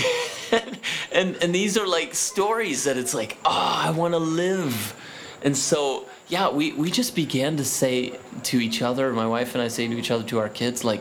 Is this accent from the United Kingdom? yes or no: no; Midwest, United States; I'm from the Midwest.